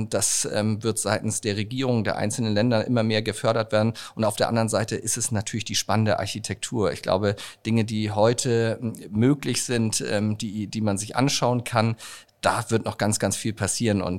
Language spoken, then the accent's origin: German; Hamburg, Germany; Hamburg ist ähm, meine Heimatstadt.